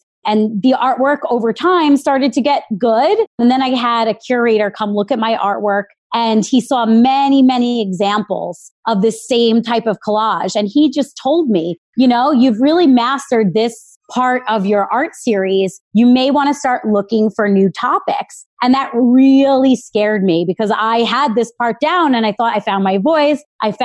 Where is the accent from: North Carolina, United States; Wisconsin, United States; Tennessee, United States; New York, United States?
New York, United States; Long Island; I grew up in Long Island